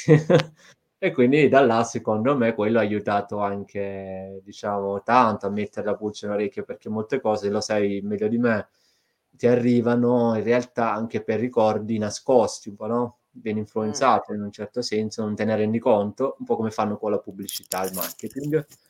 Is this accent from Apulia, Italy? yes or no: yes; province of Brindisi, Apulia, Italy; moved away as an adult; now in Bologna, Italy; io sia nato in una zona dove eh, di verde magari ce n'è ma non così tanto se cioè non parliamo di foreste, ecco, quindi una zona della provincia di Brindisi mm, nel, nello specifico